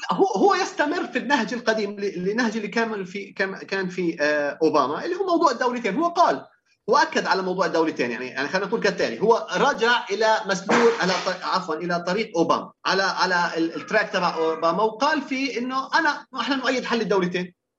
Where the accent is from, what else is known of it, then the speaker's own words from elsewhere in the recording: Palestine; كعرب او كفلسطينيين